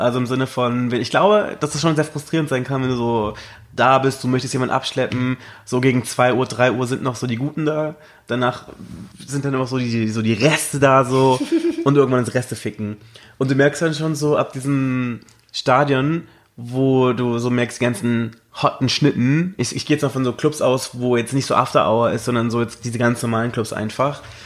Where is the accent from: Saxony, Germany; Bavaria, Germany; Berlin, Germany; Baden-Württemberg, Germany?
Berlin, Germany; ich bin aus Deutschland. Und woher? Berlin